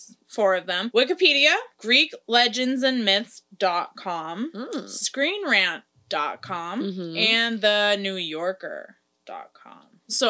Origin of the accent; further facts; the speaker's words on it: East Coast, United States; Abby and I grew up in different parts of the U.S., I grew up on the East Coast.